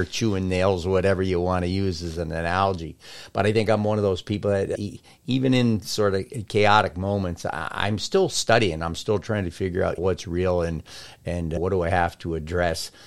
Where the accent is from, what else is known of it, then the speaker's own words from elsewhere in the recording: Longmeadow, Massachusetts, United States; also born or lived in Boston, United States; I grew up in Longmeadow